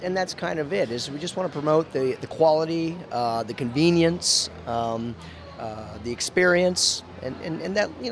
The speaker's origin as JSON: {"language": "English", "region": "Maine", "country": "United States", "tie": "born or raised there", "said": "I'm also from Maine. I didn't tell you that yet, but I was, you know, born from Maine"}